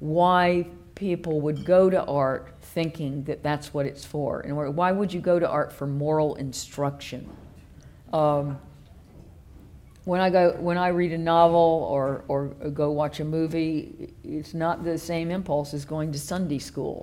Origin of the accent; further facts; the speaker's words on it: the American South, United States; moved away as an adult; now in United Kingdom; I was born in the American South, which is even weirder.